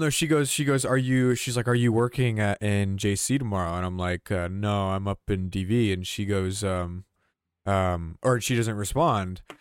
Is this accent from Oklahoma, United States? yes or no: no; Georgia, United States; we both grew up in Georgia